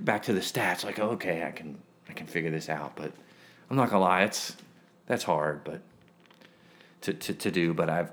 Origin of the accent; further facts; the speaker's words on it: Silver Spring, Maryland, United States; now in Richmond, United States; I grew up in Silver Spring, Maryland